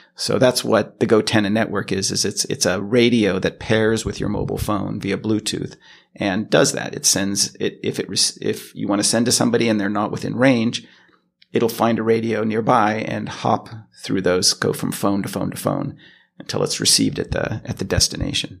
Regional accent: Los Angeles, California, United States; moved away as an adult; now in Sweden; I'm originally from California, from Los Angeles. And, uh, that's where I spent most of my life.

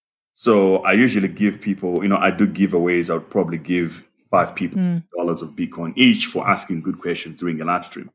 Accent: Malawi; now in South Africa; I'm originally from Malawi

